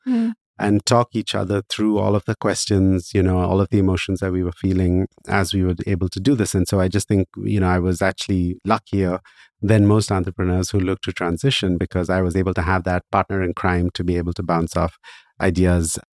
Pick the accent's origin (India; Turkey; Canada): India; moved away; I started working in social entrepreneurship back in my home country of India